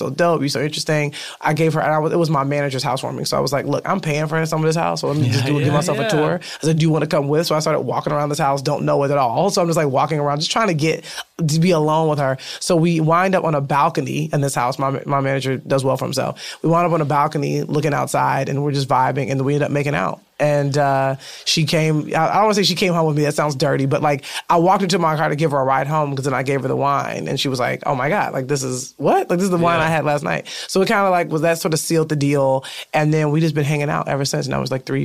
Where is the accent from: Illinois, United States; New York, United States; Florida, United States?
Illinois, United States; Chicago; now in Los Angeles, United States; we're both from Chicago